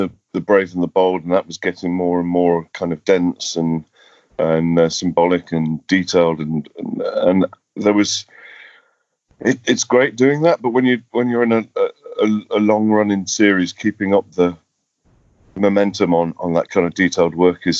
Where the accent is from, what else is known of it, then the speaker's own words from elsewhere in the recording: England, United Kingdom; We just were all from the same industry, and he's from Scotland, I'm from England.